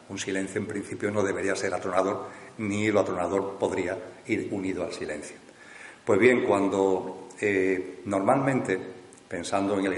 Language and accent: Spanish; Seville, Andalusia, Spain; ahora pues nuevamente tengo la oportunidad de compartir con el círculo aquí en mi tierra, aquí en Sevilla